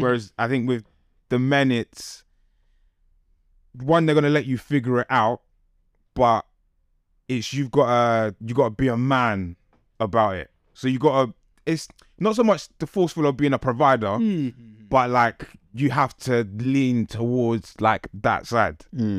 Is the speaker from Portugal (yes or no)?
no; Ghana; I think, being Ghanaian, I get what she's saying.